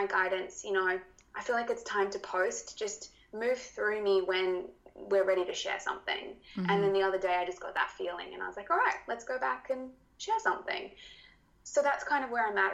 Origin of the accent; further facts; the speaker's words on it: Australia; accent: Australian; my Australian accent